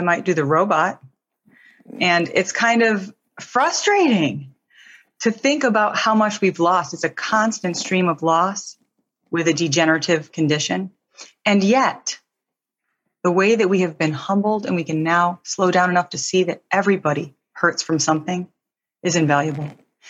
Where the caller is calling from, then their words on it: California, United States; The East Bay near Oakland, California.